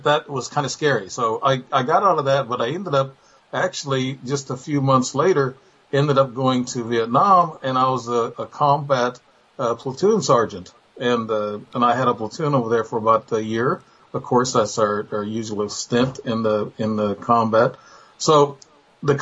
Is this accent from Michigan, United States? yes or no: no; Illinois, United States; I'm from Illinois.